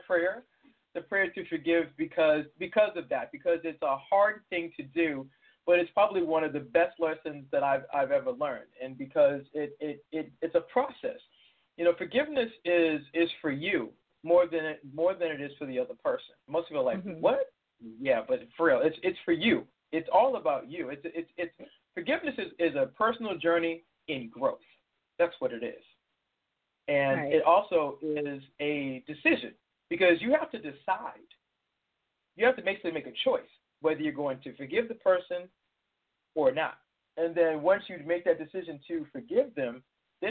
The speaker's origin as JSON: {"language": "English", "town": "Boston", "region": "Massachusetts", "country": "United States", "moved": "yes", "said": "I'm originally from Boston"}